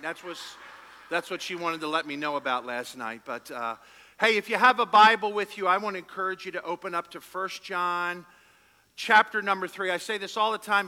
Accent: Philadelphia, Pennsylvania, United States; We're from Philadelphia

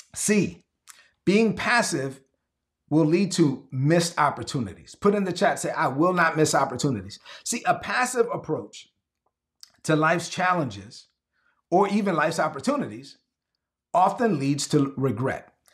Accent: New York City, New York, United States; moved away as an adult; also born or lived in North Carolina / Georgia / South Carolina / Texas; I'm from Brooklyn, but I've been around the South a lot

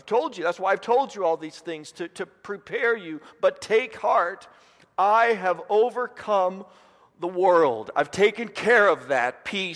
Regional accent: Indiana, United States; moved away as an adult; also born or lived in Dallas, Texas; I was from Indiana

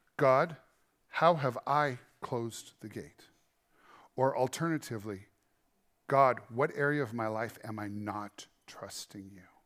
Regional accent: Montana, United States; We're from Montana.

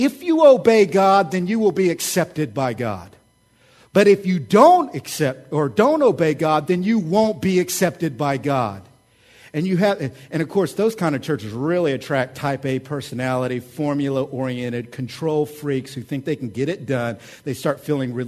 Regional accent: Oklahoma, United States; I'm from Oklahoma.

